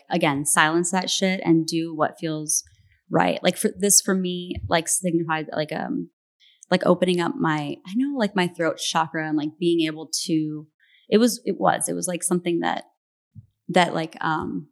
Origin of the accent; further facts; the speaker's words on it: Phoenix, Arizona, United States; I'm from Phoenix